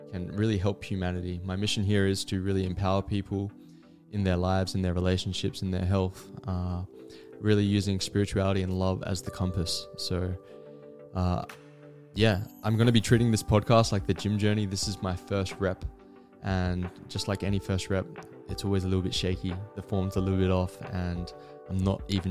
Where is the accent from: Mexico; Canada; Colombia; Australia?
Australia; Adelaide, South Australia; I'm from Adelaide, South Australia, and I grew up with two older sisters